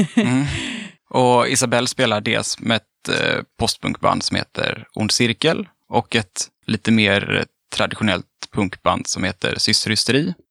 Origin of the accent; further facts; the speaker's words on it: Mölndal, Västra Götaland, Sweden; jag är från Mölndal, det är också typ Göteborg.